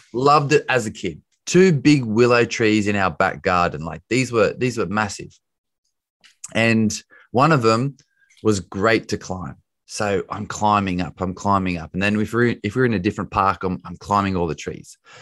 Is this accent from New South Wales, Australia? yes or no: yes; Bathurst, New South Wales, Australia; also born or lived in United States; now in London, United Kingdom; I am Australian. I grew up in Australia. I live in London these days